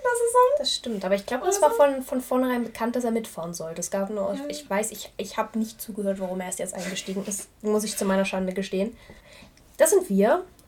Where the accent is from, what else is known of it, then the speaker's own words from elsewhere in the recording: Germany; als Deutscher